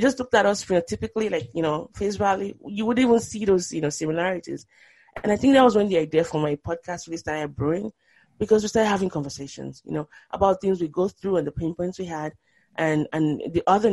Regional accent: Nigeria; moved away; also born or lived in Boston; if you're a Nigerian growing up in Nigeria

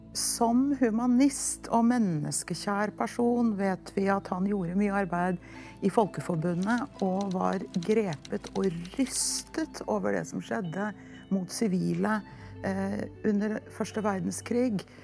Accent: Norway; en holdning vi har hatt med oss som nordmenn og skandinaver helt fra vikingtiden

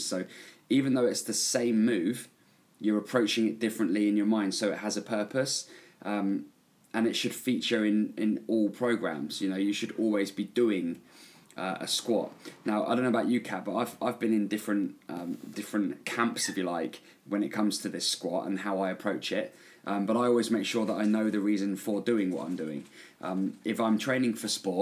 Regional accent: England, United Kingdom; also born or lived in New Zealand; I own a gym here in my hometown in England

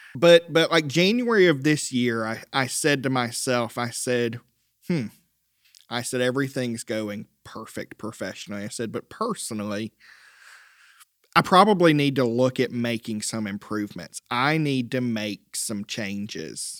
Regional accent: Lyman, South Carolina, United States; also born or lived in Rock Hill, South Carolina; I'm a native of the upstate.

